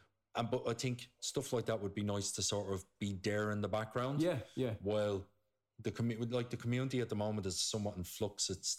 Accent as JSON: {"language": "English", "town": "Coolock", "region": "Leinster", "country": "Ireland", "said": "I'm from Coolock, Costa del Coolock."}